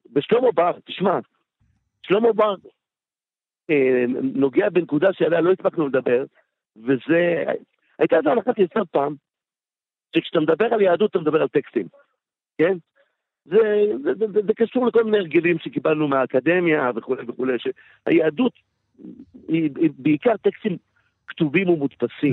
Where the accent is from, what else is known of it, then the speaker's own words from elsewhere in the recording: Bat Yam, Tel Aviv District, Israel; also born or lived in Jerusalem; ושם אני גדלתי עשר שנים, ו- ובת ים היא חלק מהזהות שלי לגמרי